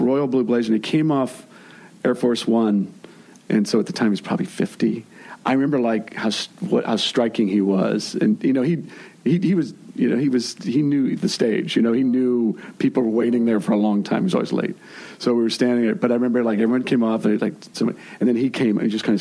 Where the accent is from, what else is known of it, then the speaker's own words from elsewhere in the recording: Northern California, United States; I'm from Northern California, very red county